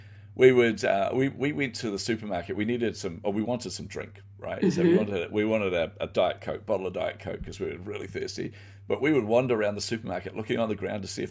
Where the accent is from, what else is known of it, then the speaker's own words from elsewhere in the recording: New Zealand; So I grew up in poverty. And you know, I come from New Zealand